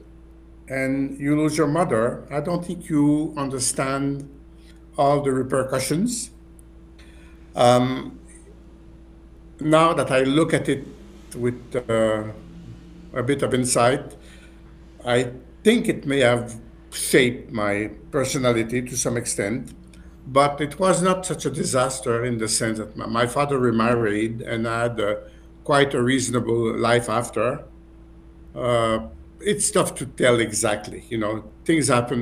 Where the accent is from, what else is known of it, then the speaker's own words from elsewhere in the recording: Montreal, Quebec, Canada; also born or lived in Bath, United Kingdom / London, United Kingdom; I was born in Montreal on the 15th of January, 1950.